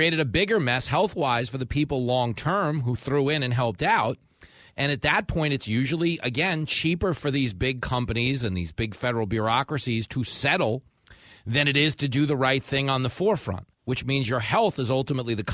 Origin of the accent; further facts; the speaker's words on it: New York, United States; my Uncle Sonny, you know, growing up in New York with me